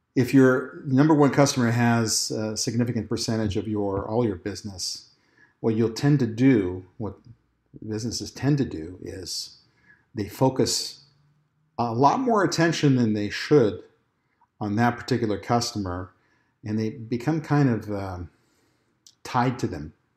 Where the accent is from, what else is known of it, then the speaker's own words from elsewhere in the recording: Texas, United States; My home state of Texas